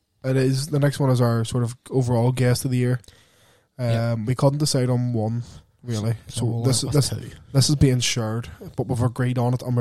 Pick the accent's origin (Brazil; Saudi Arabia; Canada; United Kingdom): United Kingdom; Lurgan, Northern Ireland; We're two dickheads from Lurgan